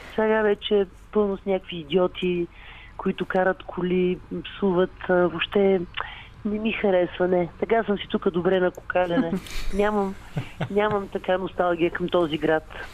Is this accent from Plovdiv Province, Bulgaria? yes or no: no; Sofia, Sofia City, Bulgaria; в нашите там, където съм родена на Венелин, има кооперации